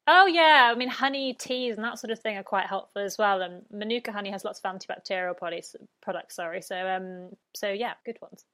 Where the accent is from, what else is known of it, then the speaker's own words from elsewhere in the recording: United Kingdom; accent: British; moved away as an adult; now in Brisbane, Australia; I'm British, if the accent did not give me away.